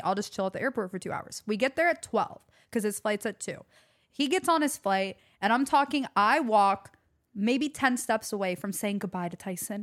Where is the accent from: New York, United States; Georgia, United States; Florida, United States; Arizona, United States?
Georgia, United States; Atlanta; growing up in Atlanta